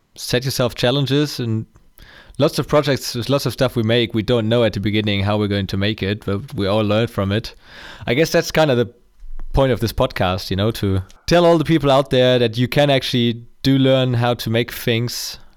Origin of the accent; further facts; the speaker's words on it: Germany; I'm from Germany